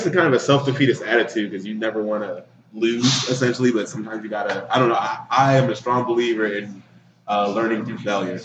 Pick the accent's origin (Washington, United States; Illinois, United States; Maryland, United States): Maryland, United States; I'm from Maryland